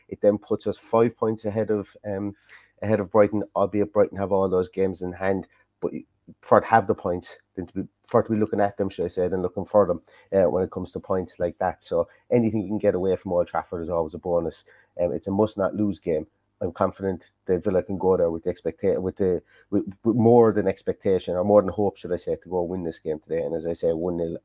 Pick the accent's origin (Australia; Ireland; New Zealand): Ireland; Limerick, Munster; accent: Cork twang; moved away as an adult; also born or lived in Cork; now in Galway, Ireland; I'm not from Cork. I'm about 10, 15 minutes from the Cork border, though, was where I grew up in Limerick